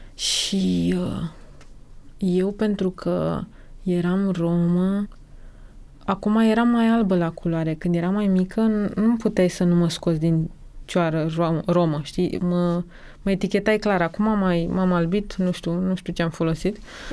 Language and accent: Romanian; Romania; also born or lived in Bucharest; în propria noastră țară, de când ne naștem aici